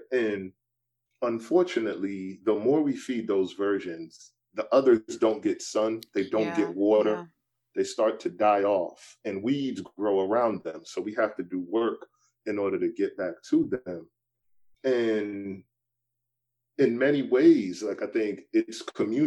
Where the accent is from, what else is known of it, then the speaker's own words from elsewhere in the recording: New York City, New York, United States; also born or lived in Brooklyn; I'm from the Bronx growing up and I'm going to school in Brooklyn